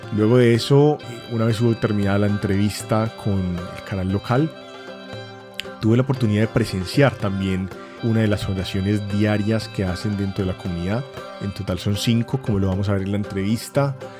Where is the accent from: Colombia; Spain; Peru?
Colombia; en mi país